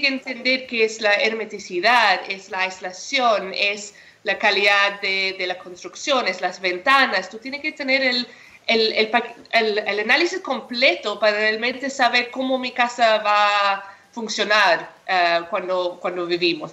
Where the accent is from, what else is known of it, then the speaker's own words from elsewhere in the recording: South Africa; now in Chile; Yo soy de Sudáfrica y crecí en el campo ahí